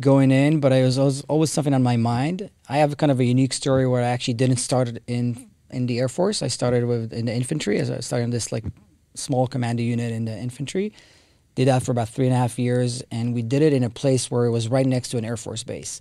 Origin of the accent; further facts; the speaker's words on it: Israel; moved away as an adult; now in United States; I grew up in Israel